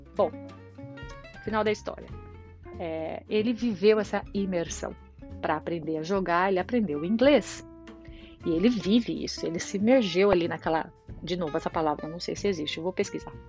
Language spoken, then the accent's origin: Portuguese; São Paulo, Brazil; moved away as an adult; now in Ireland; Saí do Brasil